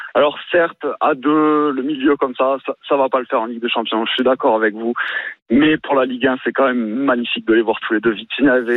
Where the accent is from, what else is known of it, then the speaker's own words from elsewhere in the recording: Paris, Île-de-France, France; now in Toulouse, France; je suis parisien de naissance et j'habite à Toulouse